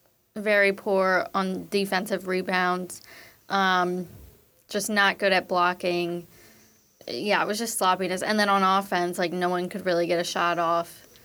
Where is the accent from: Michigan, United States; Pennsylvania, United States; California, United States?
Pennsylvania, United States; Philadelphia; I'm from Philly, big Philly sports fan